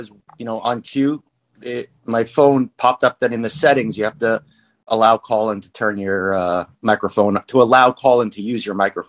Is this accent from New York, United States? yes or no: yes; New York, United States; I grew up in New York.